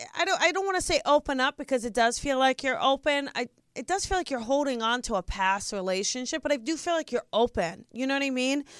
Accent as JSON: {"language": "English", "region": "New Jersey", "country": "United States", "said": "I'm from Jersey."}